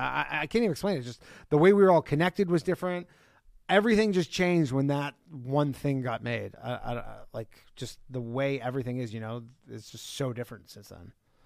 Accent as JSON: {"language": "English", "town": "Burlington", "region": "Ontario", "country": "Canada", "said": "I'm from Burlington. I'm from outside."}